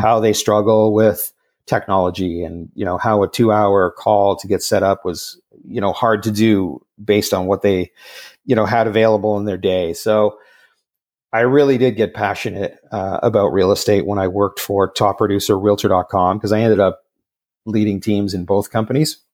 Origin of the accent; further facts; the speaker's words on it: Montreal, Quebec, Canada; moved away as an adult; now in Vancouver, Canada; I grew up in the West Island of Montreal, uh, in the late seventies, early eighties